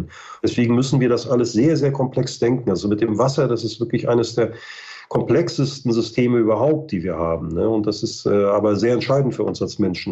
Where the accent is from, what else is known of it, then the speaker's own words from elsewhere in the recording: Mecklenburg-Vorpommern, Germany; ich bin aus Norddeutschland, ich komme aus Mecklenburg-Vorpommern